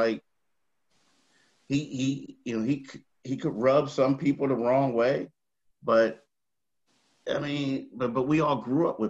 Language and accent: English; Philadelphia, Pennsylvania, United States; we're all from Philly